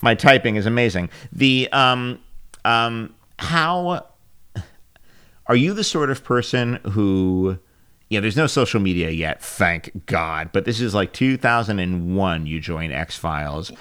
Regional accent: New York City, New York, United States; I am actually from Queens

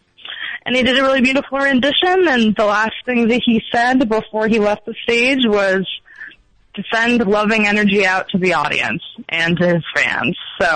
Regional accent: Minneapolis, Minnesota, United States; now in Berkeley, United States; I'm originally from Minneapolis, and I was actually in Minneapolis last weekend

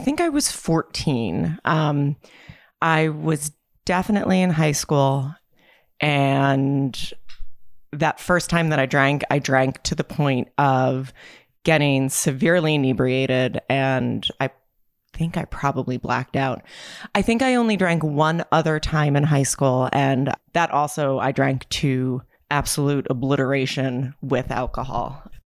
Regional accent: New Jersey, United States; So I am from New Jersey. I was born and raised in New Jersey. I've lived multiple places in my life, but I always tend to wind up back in New Jersey.

